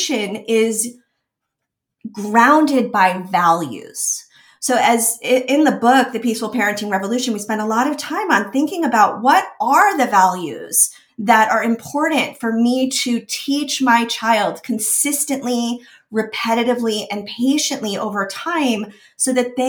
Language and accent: English; New York, United States; I was a very serious dancer growing up in New York